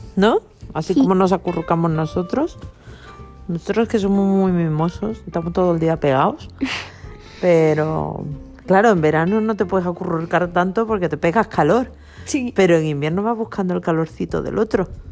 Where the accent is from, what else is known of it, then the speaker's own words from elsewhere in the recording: Galicia, Spain; now in Mallorca, Spain; yo me crié en Galicia